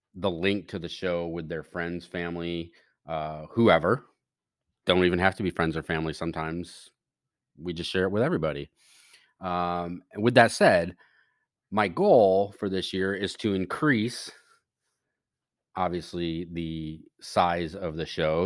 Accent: United States; we as the American citizenry

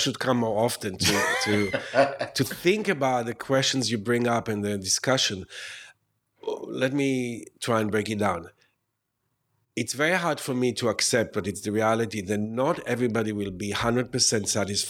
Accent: New York, United States; I'm a New Yorker.

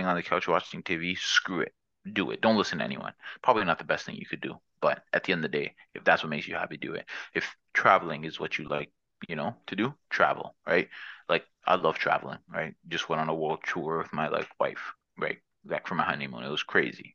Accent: Toronto, Ontario, Canada; I'm from Toronto.

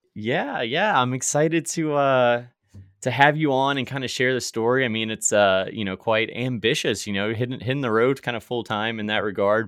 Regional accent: Virginia, United States; moved away; I was from Virginia

